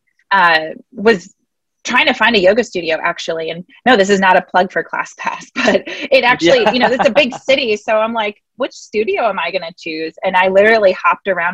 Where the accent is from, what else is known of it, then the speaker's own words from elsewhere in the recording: Wisconsin, United States; moved away as an adult; now in Atlanta, United States; I am from Wisconsin